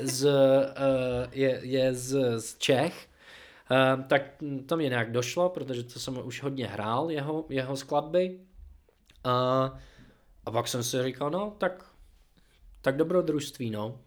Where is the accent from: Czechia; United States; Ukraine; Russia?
United States; Seattle, New Jersey; Czech is a second language; moved away as an adult; also born or lived in Boston, Massachusetts, United States; now in Czech Republic; já jsem se narodil v New Jersey mm-hmm. a pak jsme přestěhovali do Seattleu, když mi bylo 11.